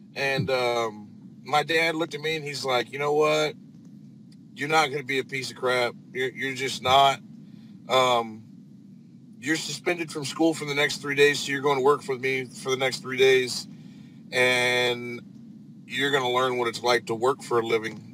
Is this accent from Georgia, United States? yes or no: no; northern Indiana, United States; now in Texas, United States; I'm from uh, northern Indiana. Um, I'm not a Texan, but I got here as fast as I could. Um, I lived up there since about uh, 2008, 2007.